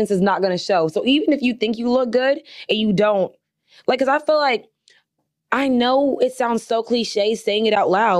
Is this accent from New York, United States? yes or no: no; Iowa, United States; now in Houston, United States; I'm from Iowa